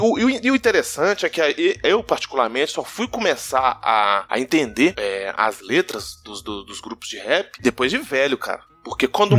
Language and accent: Portuguese; Vale do Aço, interior of Minas Gerais, Brazil; Interiorzão de Minas, interiorzão uhum. mesmo. Aqui nós chamamos Vale do Aço